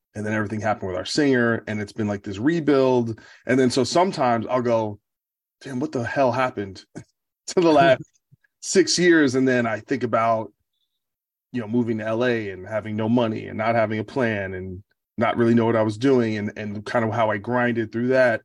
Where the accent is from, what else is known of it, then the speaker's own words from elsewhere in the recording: New Jersey, United States; growing up around Jersey